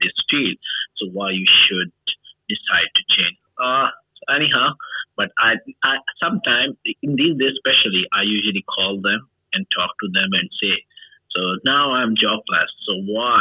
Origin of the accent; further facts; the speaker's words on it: Pakistan; English is a second language; I am from Pakistan